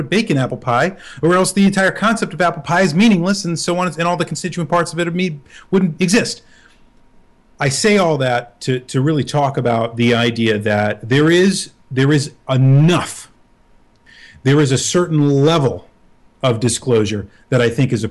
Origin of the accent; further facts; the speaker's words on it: United States; being American